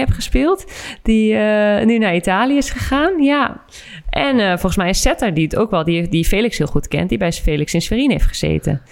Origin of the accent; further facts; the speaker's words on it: Netherlands; als Nederlander ben ik daar heel blij mee